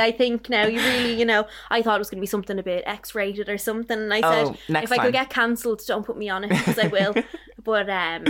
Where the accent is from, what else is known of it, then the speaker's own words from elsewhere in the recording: Dublin, Leinster, Ireland; I'm from Walkinstown.